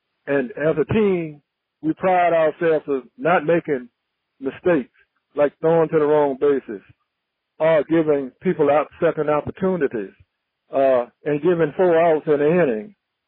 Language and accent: English; New York, United States; I'm so proud of my career as a New Yorker and a New York Met, and I'm hopeful that we can continue to work as a team in helping my hometown